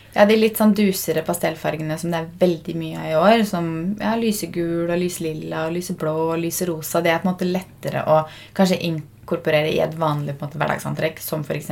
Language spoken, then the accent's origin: Norwegian; Fredrikstad, Østfold, Norway; now in Oslo, Norway; Nå var vi jo hjemme i Fredrikstad fra onsdag kveld til mandag kveld